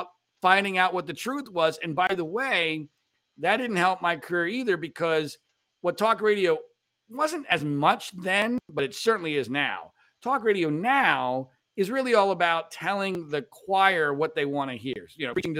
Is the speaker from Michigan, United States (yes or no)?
no; Pennsylvania, United States; moved away as an adult; growing up in Pennsylvania, but not in state college